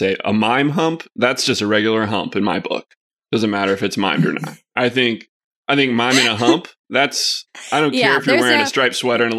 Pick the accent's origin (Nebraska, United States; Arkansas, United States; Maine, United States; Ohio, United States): Arkansas, United States; Arkadelphia; I grew up in the small town of Arkadelphia, Arkansas.